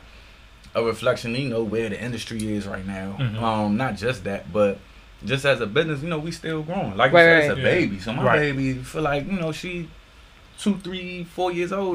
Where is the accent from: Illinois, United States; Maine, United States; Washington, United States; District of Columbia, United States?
District of Columbia, United States; Washington; the zip code where I grew up at, you know, as a youngin